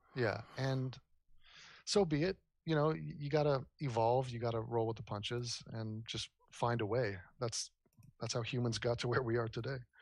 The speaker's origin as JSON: {"language": "English", "town": "Los Angeles", "region": "California", "country": "United States", "tie": "born or raised there", "also_born_or_lived": "New York", "said": "I was born in New York, uh, raised in Los Angeles on the west side by the beach near Malibu."}